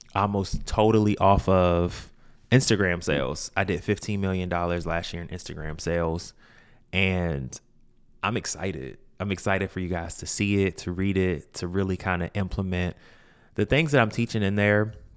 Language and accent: English; Washington, District of Columbia, United States; I'm from Washington, D C